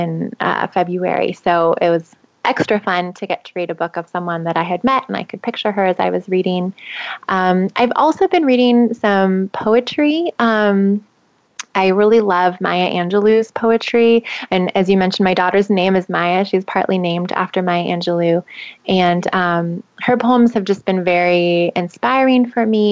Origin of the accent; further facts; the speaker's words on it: Southern California, United States; now in San Francisco Bay Area, United States; I grew up in Southern California by the beach.